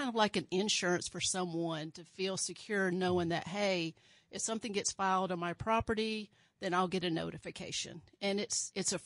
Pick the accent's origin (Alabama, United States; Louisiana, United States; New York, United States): Alabama, United States; now in Kansas, United States; I was born in Alabama and raised in a very small town, about 4,000 people